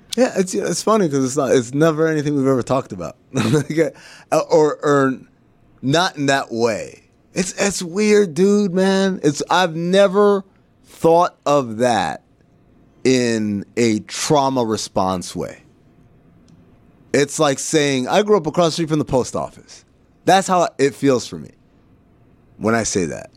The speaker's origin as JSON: {"language": "English", "country": "Sudan", "tie": "born or raised there", "moved": "yes", "lives_now": "United States", "said": "growing up in Sudan and being called, uh, Khawaja, which means foreigner"}